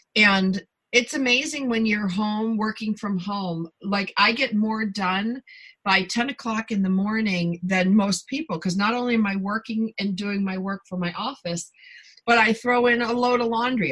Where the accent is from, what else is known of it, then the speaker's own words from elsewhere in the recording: Buffalo, New York, United States; moved away; also born or lived in southern Canada; I'm from Buffalo originally, and I spent a lot of time, you know, in southern Canada.